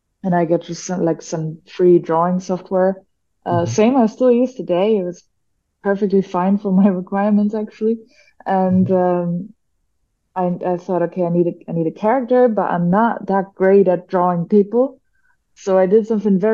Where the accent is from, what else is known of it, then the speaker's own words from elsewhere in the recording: Germany; moved away as an adult; also born or lived in Malaysia / Philippines / Japan / Taiwan; I'm from Germany